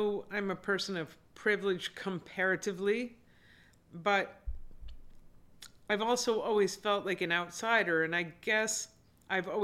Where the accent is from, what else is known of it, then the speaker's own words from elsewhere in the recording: Wilbraham, Massachusetts, United States; also born or lived in Springfield, Massachusetts; I grew up primarily because of the public schools in a town called Wilbraham